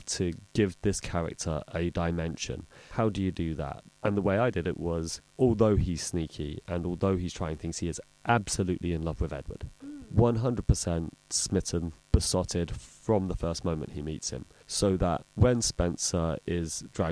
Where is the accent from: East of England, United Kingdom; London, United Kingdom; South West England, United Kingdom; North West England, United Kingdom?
London, United Kingdom; I was born in Northwest London